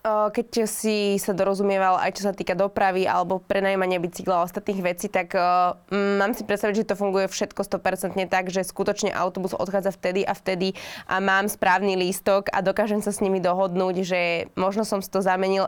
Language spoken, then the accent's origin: Slovak; Slovakia; pre nás, pre Slovakov